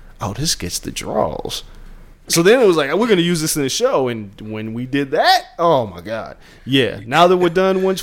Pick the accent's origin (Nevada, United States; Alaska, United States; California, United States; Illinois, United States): Nevada, United States; Las Vegas; moved away; growing up in Vegas, because it's unlike anywhere else. And I didn't know it until I left